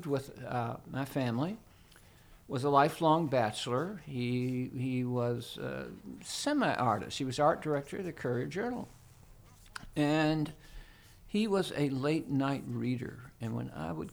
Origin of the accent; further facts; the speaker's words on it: Louisville, Kentucky, United States; I grew up in Louisville, Kentucky